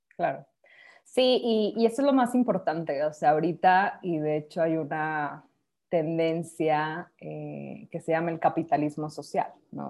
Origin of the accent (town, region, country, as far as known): Mexico